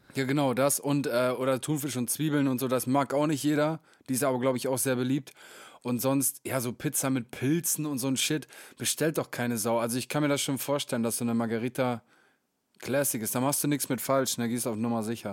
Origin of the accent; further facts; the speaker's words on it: Meppen, Lower Saxony, Germany; in den Kneipen meiner Heimatstadt